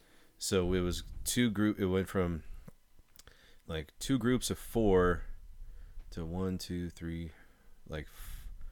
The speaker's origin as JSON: {"language": "English", "region": "California", "country": "United States", "said": "I'm from California."}